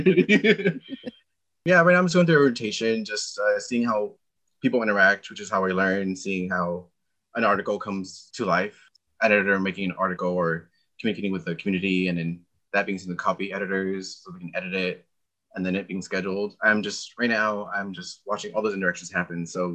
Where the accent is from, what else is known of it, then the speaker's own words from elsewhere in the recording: Montebello, California, United States; moved away as an adult; also born or lived in Humboldt County, California; now in San Diego, United States; I'm originally from Montebello, California, which is near Los Angeles.